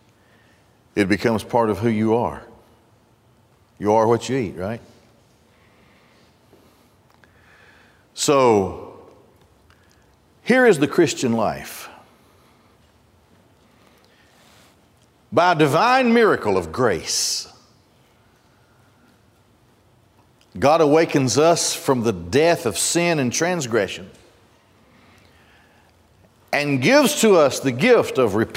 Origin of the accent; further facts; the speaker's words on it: Gadsden, Alabama, United States; When I grew up in Gadsden, not far from my house was the Marita Bakery